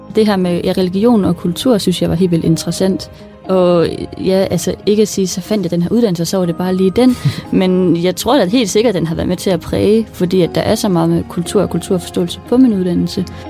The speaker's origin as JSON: {"language": "Danish", "country": "Denmark", "said": "min hudfarve og mig som dansker"}